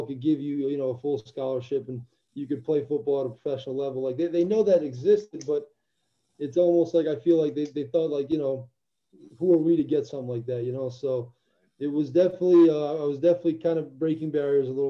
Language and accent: English; New Jersey, United States; also born or lived in Albania; I was born in Eastern Europe in Albania, and I came to the U.S. when I was 9 years old. Grew up in Jersey then